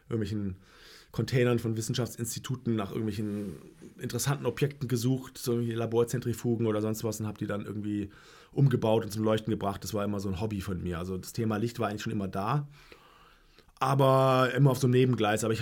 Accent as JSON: {"language": "German", "town": "Heidelberg", "region": "Baden-Württemberg", "country": "Germany", "tie": "born or raised there", "also_born_or_lived": "Jena, Germany", "said": "ich bin ja in Heidelberg groß geworden."}